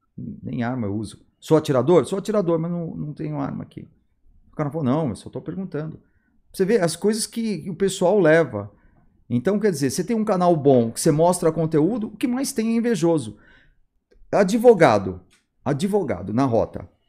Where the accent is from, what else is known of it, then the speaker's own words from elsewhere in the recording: São Paulo, Brazil; eu sou de São Paulo